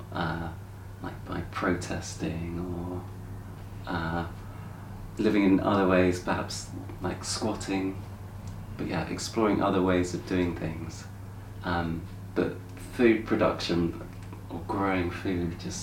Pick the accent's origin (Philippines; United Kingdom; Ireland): United Kingdom; Brighton, South East England; I grew up in Brighton